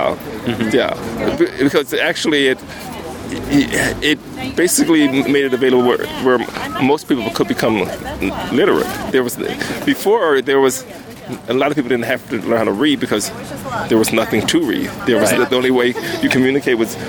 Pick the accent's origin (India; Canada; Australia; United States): United States; Compton, California; I grew up in Compton